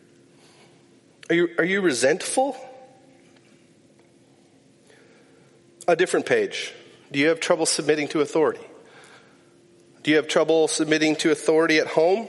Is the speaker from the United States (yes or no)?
yes; Climax, Minnesota, United States; I grew up in Climax, Minnesota.